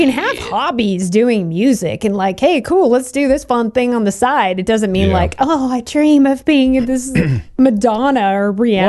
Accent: Portland, Oregon, United States; I was born there on Lovejoy Avenue downtown.

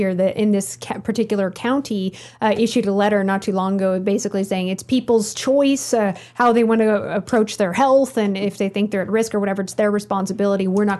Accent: the Northwest, Pacific Northwest, United States; also born or lived in Charleston, South Carolina; now in northern Idaho, United States; And I'm from the Northwest, actually. So, you know, I grew up like hiking, snowboarding, and being in the snow and all that.

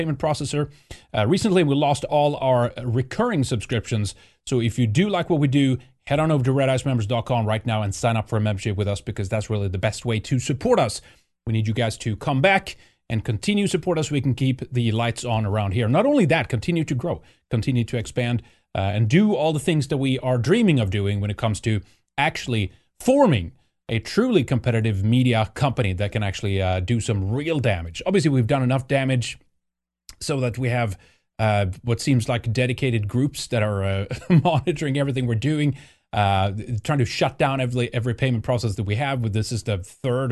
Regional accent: Sweden; moved away; growing up in Sweden.

